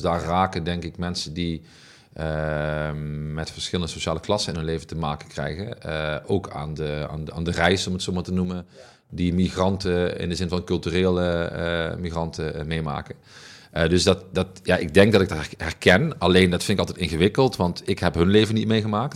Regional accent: Heerlen, Limburg, Netherlands; mijn oude wijk Zeswegen. En ik woon nu één wijk verder en in een wijk die, die qua sociaal-economische omstandigheden vergelijkbaar is met de wijk waar ik vandaan kom

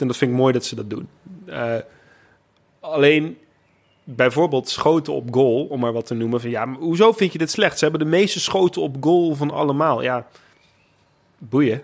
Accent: Netherlands; als Nederlander

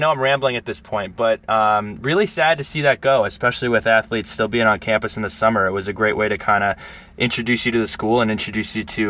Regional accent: Bergen County, New Jersey, United States; Yeah, I come from Bergen County, New Jersey. I grew up with multiple different types of people, different socioeconomic backgrounds, different races

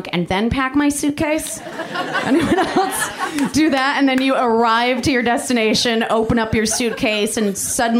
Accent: Michigan, United States; I'm from Michigan

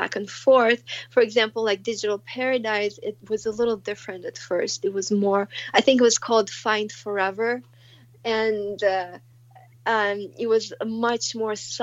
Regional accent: Moscow, Russia; moved away; I grew up in Moscow

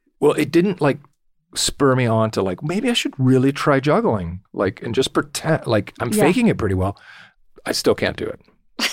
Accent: Orange County, California, United States; I'm from Orange County.

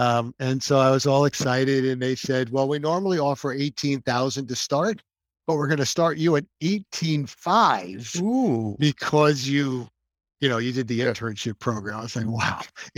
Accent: New Jersey, United States; moved away as an adult; now in Naples, United States; I grew up in New Jersey, spent my first lot of years married, 25 years married life, 27 years married life in New Jersey, raised three kids.

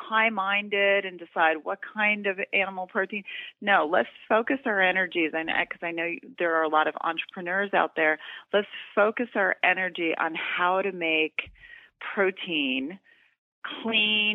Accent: Doraville, Georgia, United States; moved away; I'm from Georgia. I'm from Doraville, Georgia. I was just home for the holidays.

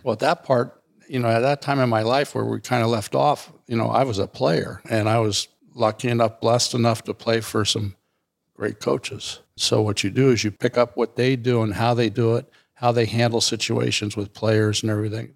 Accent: Alameda, California, United States; born or raised there; also born or lived in Wenatchee, Washington

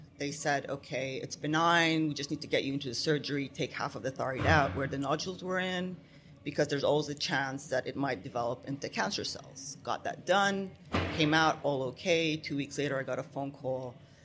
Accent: Abu Dhabi, United Arab Emirates; I'm half Lebanese, half Palestinian, born and raised here in the UAE in Abu Dhabi

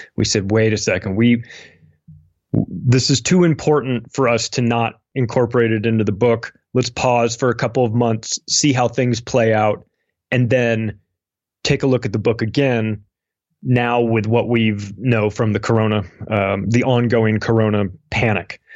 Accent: United States; I'm an American. I've lived in America my whole life

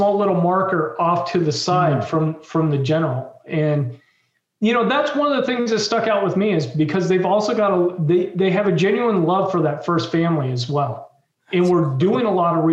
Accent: Washington, District of Columbia, United States; growing up in the Washington, D.C. area, which is also where I'm from

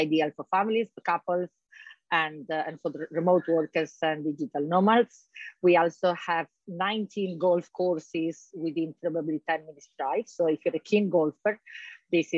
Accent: Trieste, Friuli-Venezia Giulia, Italy; also born or lived in London; now in Marbella, Spain; I'm Italian. I'm from Trieste, the north of Italy.

